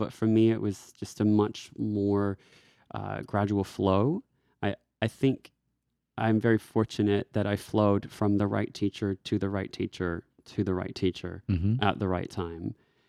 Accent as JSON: {"language": "English", "region": "Texas", "country": "United States", "also_born_or_lived": "Washington, D.C.", "moved": "as an adult", "lives_now": "Australia", "said": "I am from Texas, and I was living in DC at the time."}